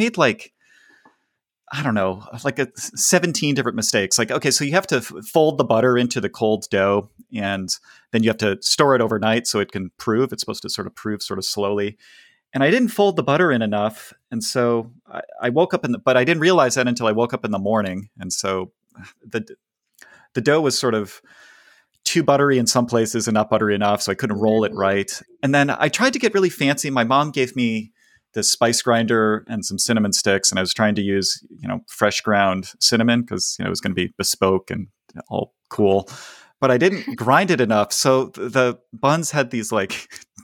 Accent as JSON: {"language": "English", "region": "Midwest", "country": "United States", "tie": "born or raised there", "moved": "yes", "lives_now": "San Francisco, United States", "said": "I grew up in the Midwest"}